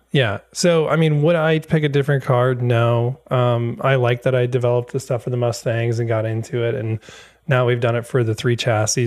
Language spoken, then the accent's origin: English; Wisconsin, United States; moved away; I'm from Wisconsin originally. Uh, so I grew up there